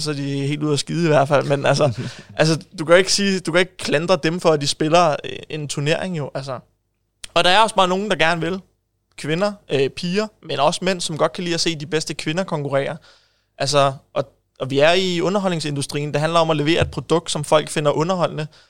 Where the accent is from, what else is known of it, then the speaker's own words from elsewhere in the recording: Ishøj, Capital Region of Denmark, Denmark; jeg er født og opvokset i Ishøj